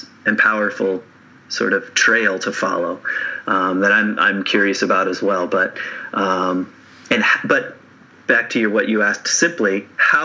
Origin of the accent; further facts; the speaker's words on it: Lynchburg, Virginia, United States; I grew up in the South, in Virginia. I grew up 45 minutes from Charlottesville in a town called Lynchburg